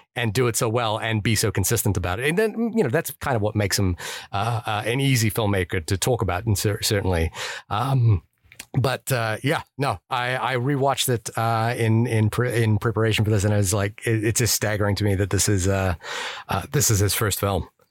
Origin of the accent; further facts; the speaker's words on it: New Zealand; I'm from New Zealand